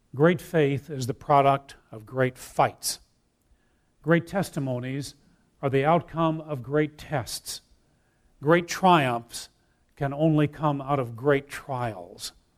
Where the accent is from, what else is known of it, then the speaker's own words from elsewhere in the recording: Wheaton, Illinois, United States; I grew up in Wheaton, Illinois.